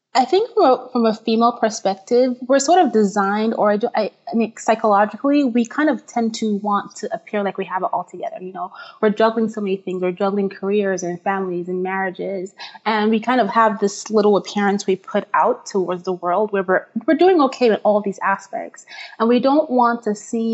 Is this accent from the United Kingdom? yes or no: no; Nigeria; moved away as an adult; now in United States; I'm originally from Nigeria